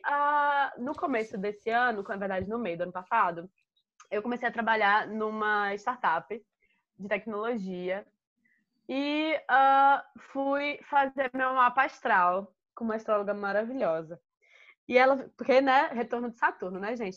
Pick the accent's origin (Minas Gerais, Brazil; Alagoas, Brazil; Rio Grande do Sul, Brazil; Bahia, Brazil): Alagoas, Brazil; moved away; also born or lived in Rio de Janeiro; eu sou de Alagoas e eu cresci